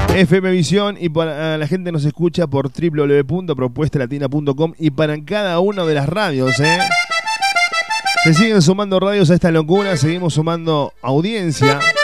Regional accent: Uruguay; now in Córdoba, Argentina

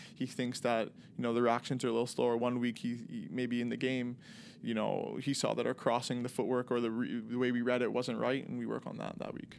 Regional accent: Toronto, Ontario, Canada; moved away as an adult; also born or lived in Macon, Georgia, United States; growing up in Toronto, very diverse, you know, city

